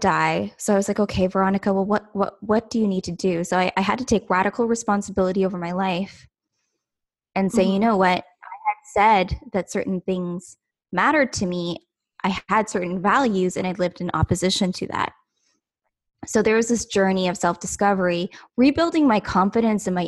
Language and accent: English; Ontario, Canada; I'm from Ontario, Canada